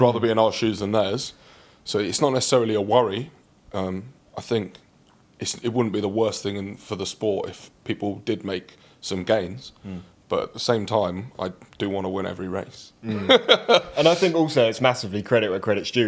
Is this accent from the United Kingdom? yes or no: yes; London, United Kingdom; also born or lived in Reading; growing up in London, I remember when I was really young. So we lived out near Reading